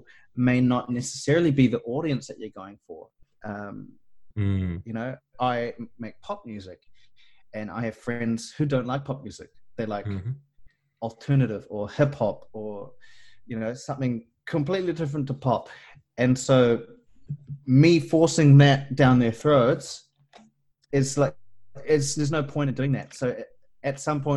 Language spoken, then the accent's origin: English; New Zealand; I'm a Kiwi and us Kiwis